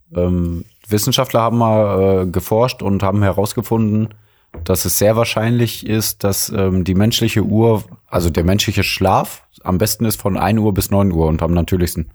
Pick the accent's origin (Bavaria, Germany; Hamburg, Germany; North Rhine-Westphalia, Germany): North Rhine-Westphalia, Germany; Mülheim an der Ruhr; Die Geschwister aus dem Ruhrgebiet, aufgewachsen in der Geburtsstadt von Helge Schneider